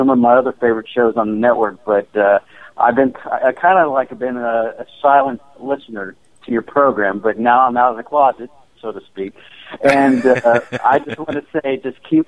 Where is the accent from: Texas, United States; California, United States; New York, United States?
Texas, United States; I'm a Texan